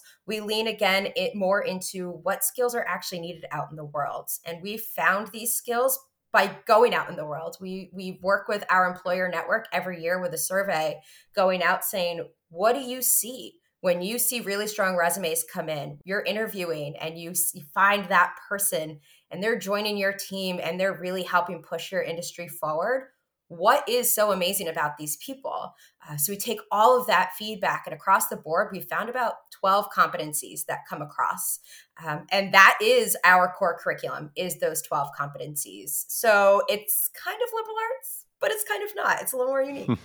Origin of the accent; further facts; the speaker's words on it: New Jersey, United States; now in Burlington, United States; I moved up this way from New Jersey, where I was born and raised.